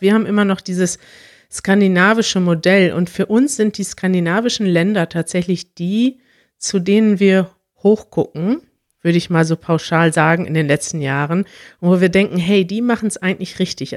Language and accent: German; Germany; dass ich mit allem aufgewachsen bin in Deutschland